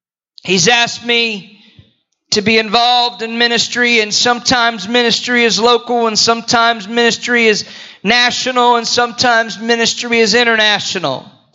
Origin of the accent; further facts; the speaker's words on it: Florida, United States; also born or lived in Houston / Indiana / Potts Camp, Mississippi / Greensboro, North Carolina; I was born in Houston, raised in Florida. Went to college, Bible college in Indiana. Moved to Potts Camp, Mississippi.